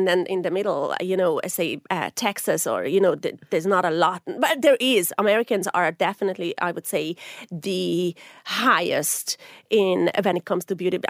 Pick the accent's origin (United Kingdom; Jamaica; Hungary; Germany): Hungary; moved away as an adult; now in Ireland; Now, I'm originally from Hungary, but I have been here for 24 years. So I have spent more time here than I spent in Hungary. So Ireland is my absolute home.